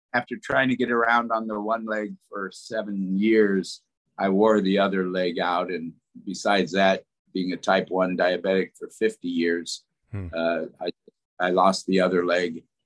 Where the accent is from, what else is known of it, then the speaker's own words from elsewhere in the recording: Des Moines, Iowa, United States; moved away as an adult; I grew up in Des Moines